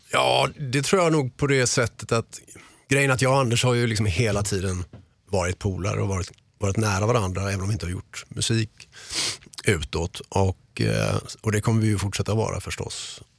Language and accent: Swedish; Mölndal, Västra Götaland, Sweden; moved away as an adult; also born or lived in Gothenburg; de flesta gamla polare är ju kvar i Göteborg eller Mölndal, där jag är ifrån